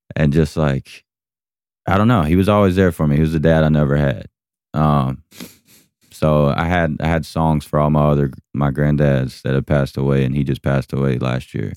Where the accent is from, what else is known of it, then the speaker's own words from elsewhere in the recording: Georgia, United States; my hometown